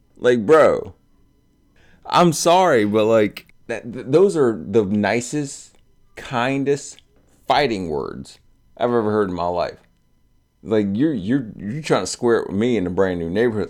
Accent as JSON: {"language": "English", "town": "Delran", "region": "New Jersey", "country": "United States", "moved": "yes", "said": "We came from Del Ran, which is a small township, like, stupid close to Pennsylvania"}